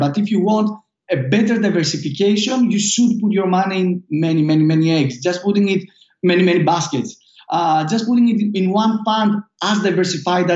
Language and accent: English; Greece; accent: Greek; English is a second language; moved away as an adult; now in United States; my Greek accent